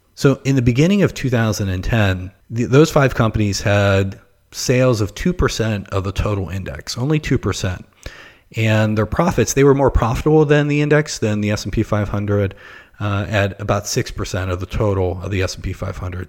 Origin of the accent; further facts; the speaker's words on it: Pittsburgh, Pennsylvania, United States; moved away; also born or lived in Ohio / Florida; I'm originally from Pittsburgh